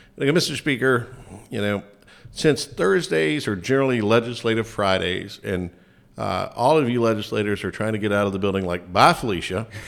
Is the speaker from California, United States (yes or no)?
no; Lincoln County, North Carolina, United States; Lincoln County, growing up there, I went to public schools there